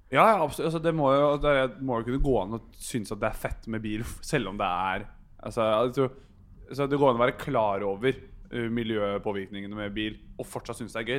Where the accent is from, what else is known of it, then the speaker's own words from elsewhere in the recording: Bærum, Akershus, Norway; Jeg er fra Bærum